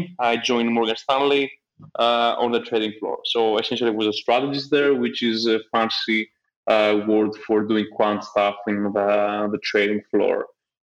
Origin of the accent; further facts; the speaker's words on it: Athens, Attica, Greece; moved away as an adult; also born or lived in London; I grew up in Athens